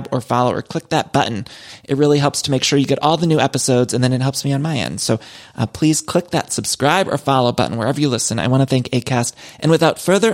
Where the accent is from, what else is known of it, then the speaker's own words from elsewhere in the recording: Northeast Ohio, United States; I grew up in Northeast Ohio